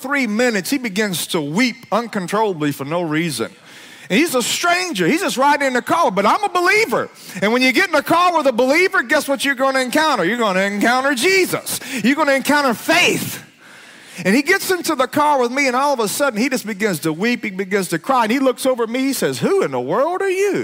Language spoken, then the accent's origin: English; Alabama, United States; I grew up in Alabama